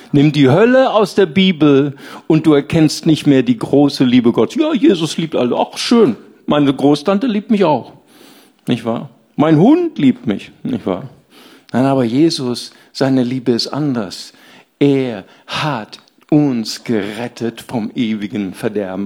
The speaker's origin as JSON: {"language": "German", "region": "Rhineland", "country": "Germany", "said": "Ich komme aus dem Rheinland"}